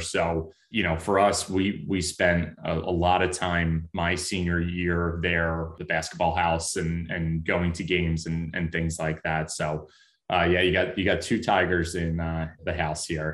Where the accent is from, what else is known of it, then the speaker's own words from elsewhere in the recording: Philadelphia, Pennsylvania, United States; I grew up in Mayfair